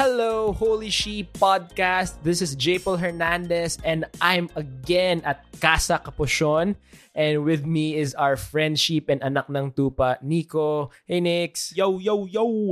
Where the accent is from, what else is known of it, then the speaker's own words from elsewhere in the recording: Philippines; ating Filipinos